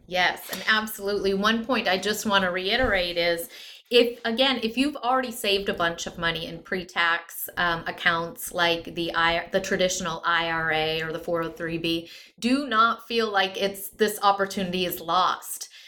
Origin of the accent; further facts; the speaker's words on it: Midwest, United States; I come from the Midwest. Most of my family's in either North Dakota or Minnesota